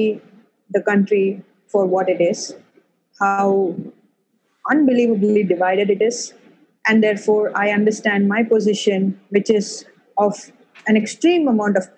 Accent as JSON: {"language": "English", "town": "Chennai", "region": "Tamil Nadu", "country": "India", "tie": "born or raised there", "said": "I have pretty much lived my whole life in India"}